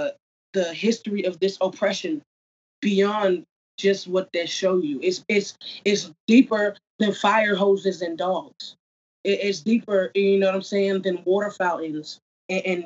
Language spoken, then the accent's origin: English; New Jersey, United States; I grew up in New Jersey